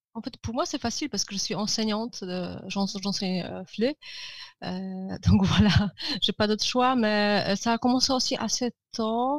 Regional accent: Żywiec, Silesian Voivodeship, Poland; French is a second language; now in Katowice, Poland; au sud de la Pologne, ma ville natale, Żywiec

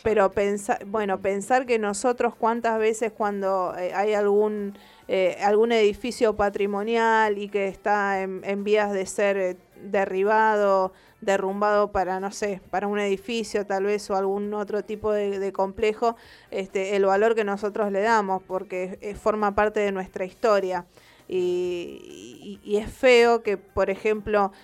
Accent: Rosario, Santa Fe, Argentina; uno como rosarino

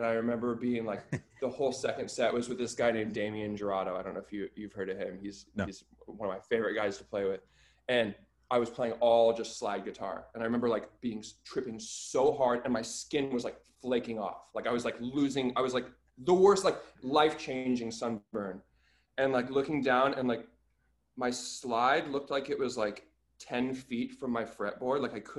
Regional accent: Anchorage, Alaska, United States; I'm from Alaska.

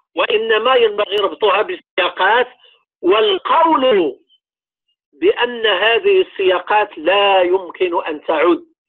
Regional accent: Morocco; المدرسه اللي عندنا في المغرب هي ديال الدوله

